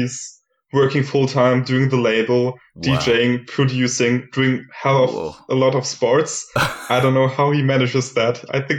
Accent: Germany; moved away as an adult; also born or lived in Valencia, Spain; now in Leipzig, Germany; I'm from Germany originally

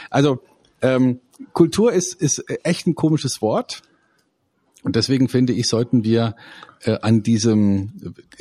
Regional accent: Munich, Bavaria, Germany; Ähm, wir in einer Stadt wie München, na, das wird schon schwierig, ja, ja, ich bin auch Münchner, ja, ich bin auch Münchner, aber das ist kein Wir-Gefühl mehr, das sind dann die Giesinger und die Schwabinger

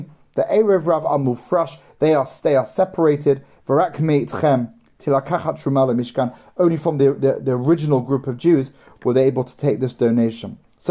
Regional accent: London, United Kingdom; I grew up in London

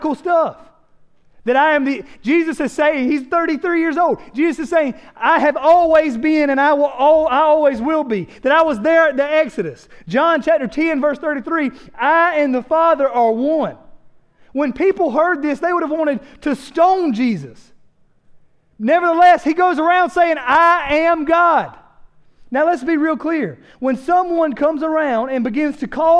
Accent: South Carolina, United States; we're from South Carolina.

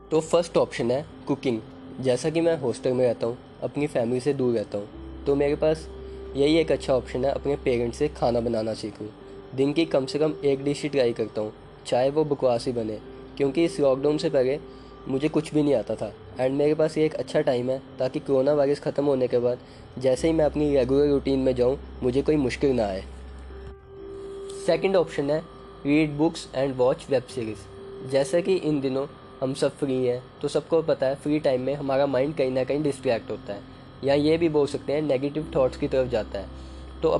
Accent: Jammu, Jammu and Kashmir, India; मैं जम्मू सिटी से बिलोंग करता हूँ जिसका एक और नाम है सिटी ऑफ टेम्पल्स जो कि फेमस है स्ट्रीट फूड के लिए

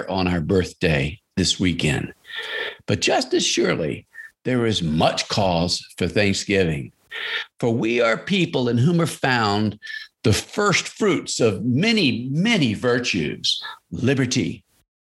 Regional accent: United States; as Christians, we are also American

